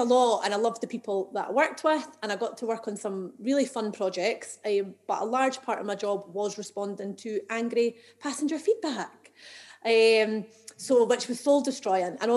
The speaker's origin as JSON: {"language": "English", "town": "Edinburgh", "region": "Scotland", "country": "United Kingdom", "tie": "born or raised there", "said": "I'm from Edinburgh, and I've always lived here"}